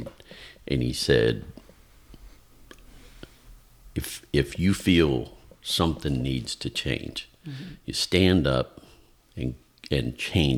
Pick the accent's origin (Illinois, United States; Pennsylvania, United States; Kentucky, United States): Pennsylvania, United States; moved away as an adult; now in Georgia, United States; I was born and raised about an hour and a half east of Pittsburgh, Pennsylvania. So the western part of the state, but more towards the south of the state.